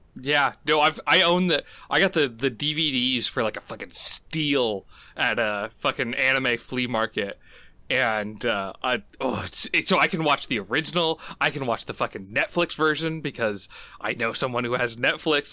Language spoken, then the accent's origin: English; United States; as an American who kinda grew up, like, in a very, like, bubble sort of world